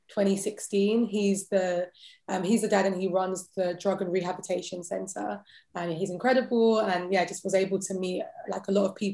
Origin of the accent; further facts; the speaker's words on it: London, United Kingdom; accent: British; I was born and raised in London.